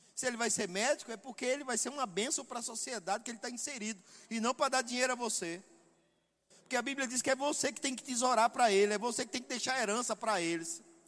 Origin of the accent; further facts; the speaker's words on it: Northeast Region, Brazil; eu sou nordestino